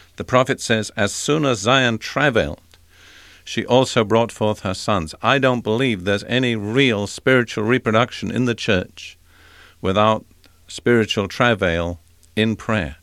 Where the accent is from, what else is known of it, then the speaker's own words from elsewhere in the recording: United Kingdom; I'm British